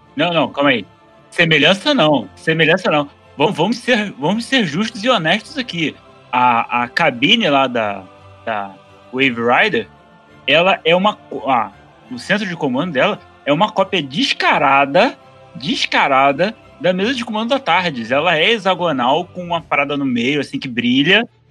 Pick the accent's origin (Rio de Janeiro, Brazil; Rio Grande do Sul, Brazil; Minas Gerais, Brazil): Rio de Janeiro, Brazil; eu sou do Rio